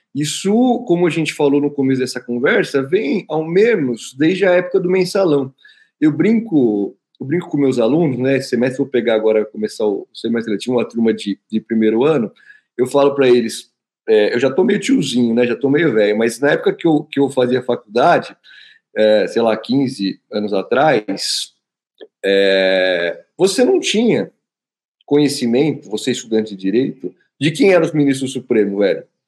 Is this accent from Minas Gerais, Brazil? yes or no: no; Osasco, São Paulo, Brazil; pega o padre aqui de Osasco, que é meu conterrâneo, também sou de Osasco